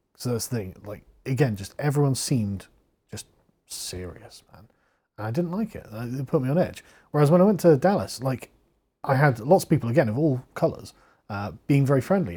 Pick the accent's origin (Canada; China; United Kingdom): United Kingdom; England; I'm from England